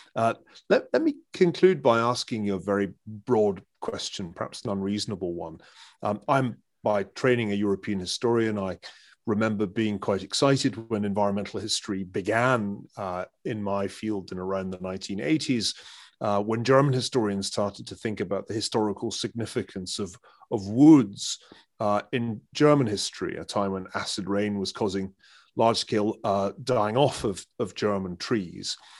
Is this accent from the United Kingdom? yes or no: yes; Scotland, United Kingdom; as a Scotsman, uh, who grew up as, as Scotland, uh, entered a period of, of rapid, uh, commercial reforestation